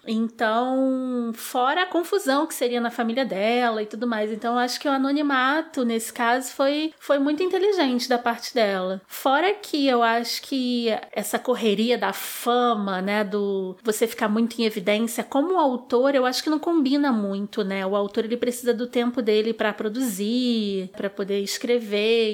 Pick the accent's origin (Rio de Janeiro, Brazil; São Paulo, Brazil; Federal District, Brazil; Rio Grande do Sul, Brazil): Rio de Janeiro, Brazil; Sou nascida e criada no subúrbio do Rio de Janeiro